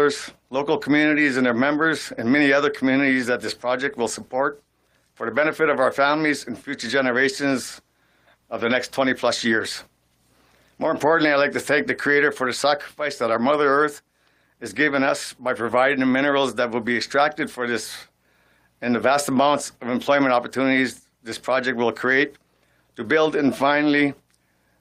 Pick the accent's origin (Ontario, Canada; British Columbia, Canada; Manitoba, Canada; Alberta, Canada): Ontario, Canada; Sault Ste. Marie; when I was growing up in Sault Ste. Marie